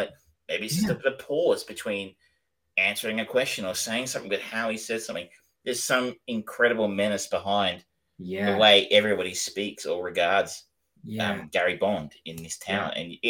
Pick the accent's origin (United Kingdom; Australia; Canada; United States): Australia; I'm an Australian